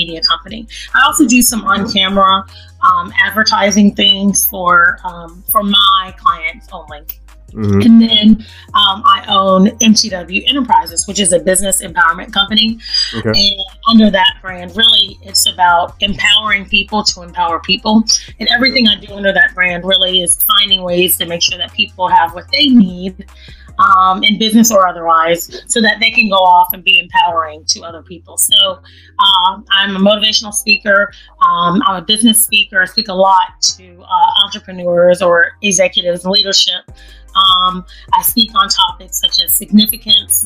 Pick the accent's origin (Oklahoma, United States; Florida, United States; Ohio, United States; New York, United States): Florida, United States; Jacksonville; now in Atlanta, United States; I'm from Florida. Born and raised in Duval County